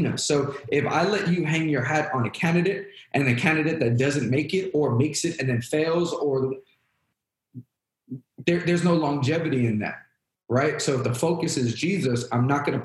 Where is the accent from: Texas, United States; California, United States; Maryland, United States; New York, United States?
New York, United States; growing up in New York